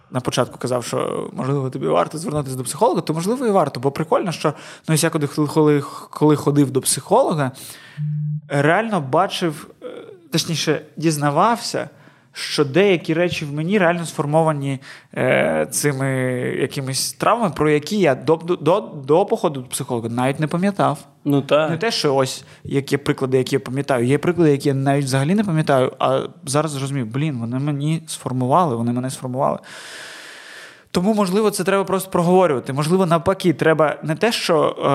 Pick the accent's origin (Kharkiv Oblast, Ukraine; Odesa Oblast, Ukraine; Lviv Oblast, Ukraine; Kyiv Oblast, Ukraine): Odesa Oblast, Ukraine; Chornomorsk